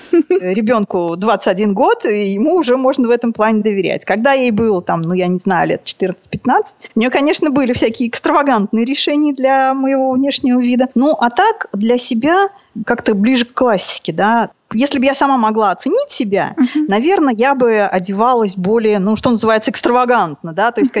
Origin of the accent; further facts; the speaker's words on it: Nizhny Novgorod, Nizhny Novgorod Oblast, Russia; потом родители вернулись вот сюда. Тогда это был город Горький, сейчас Нижний Новгород называется. Был у меня замечательный такой полудетский деревенское детство.